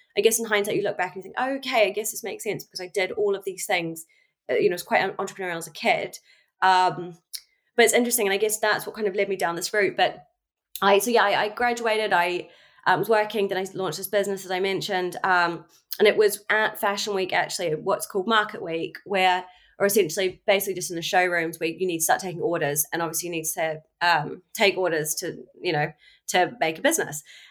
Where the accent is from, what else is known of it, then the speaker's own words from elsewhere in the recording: New Zealand; moved away as an adult; now in London, United Kingdom; I'm from New Zealand originally. I grew up in New Zealand